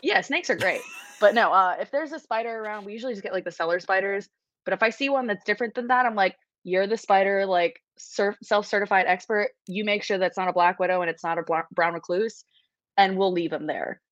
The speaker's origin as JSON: {"language": "English", "town": "New York City", "region": "New York", "country": "United States", "tie": "born or raised there", "said": "I grew up in New York City, so like we didn't have a lot of nature around"}